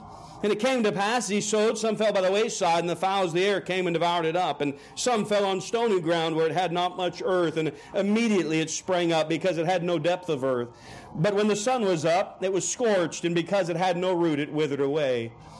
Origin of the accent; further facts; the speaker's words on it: Canada; also born or lived in Oklahoma City, United States; I grew up in Canada. You wouldn't know it. My parents were missionaries in Canada. And I was born in Oklahoma City, but grew up there from age 4.